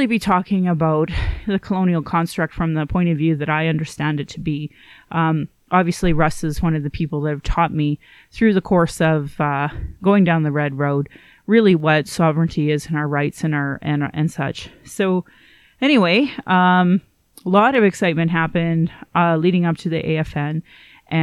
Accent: Calgary, Alberta, Canada; I was born in Calgary

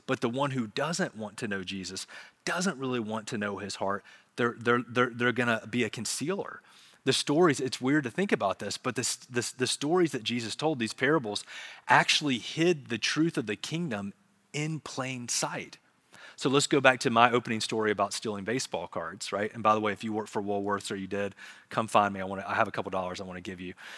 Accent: Charlotte, North Carolina, United States; I grew up in Charlotte, so we would go to South Park Mall

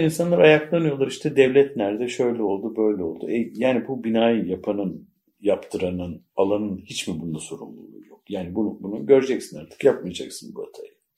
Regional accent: Mudanya, Bursa, Turkey; moved away; Mudanya'nın Si köyünde doğdum, büyüdüm, yetiştim

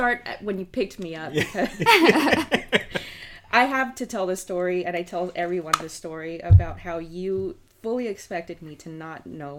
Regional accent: Los Angeles, California, United States; moved away as an adult; also born or lived in Oakland, California; now in Arkansas, United States; I'm from California. I was born in Los Angeles and I moved up to the Bay Area in Oakland.

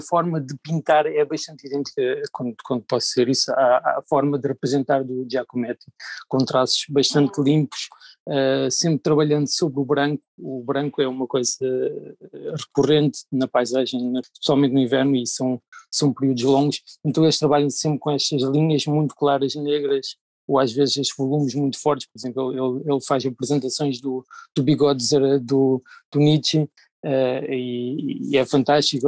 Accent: Algarve, Portugal; moved away; venho do Algarve

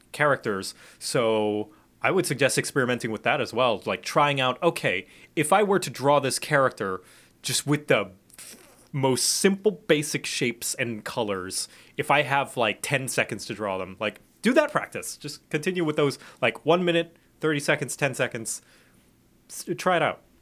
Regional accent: Thailand; I grew up in Thailand.

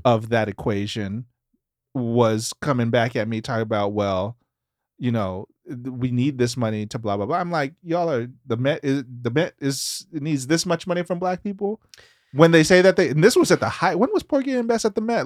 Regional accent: Memphis, Tennessee, United States; we're from Memphis.

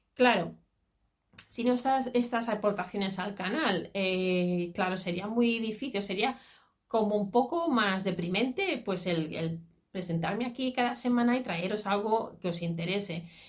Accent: Catalonia, Spain; el folclore catalán sobre todo, porque es el de donde yo soy, de Cataluña

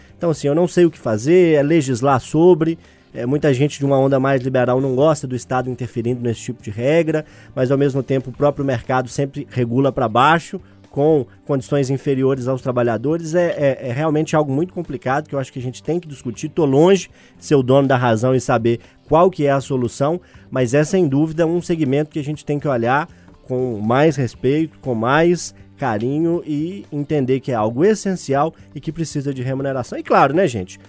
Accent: Cardoso, São Paulo, Brazil; moved away; com a família lá no meu interior, lá em Cardoso

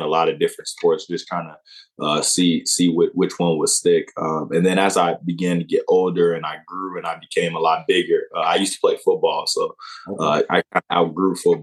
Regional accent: Aurora, Illinois, United States; I'm from Aurora, Illinois. So it's a west suburb of Chicago.

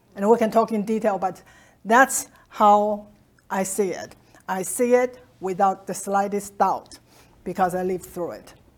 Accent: China; now in United States; growing up in Mao's China

